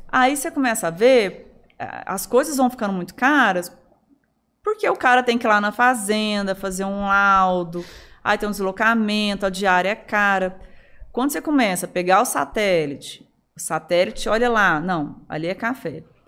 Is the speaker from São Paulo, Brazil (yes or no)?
no; Araguari, Minas Gerais, Brazil; moved away; a nossa infância em Araguari, ela, ela, ela foi muito diversa